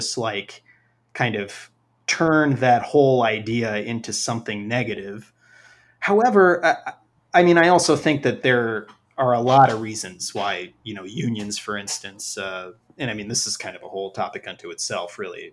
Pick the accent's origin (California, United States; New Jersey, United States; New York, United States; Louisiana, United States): New York, United States; I'm from New York originally. I've always lived in cities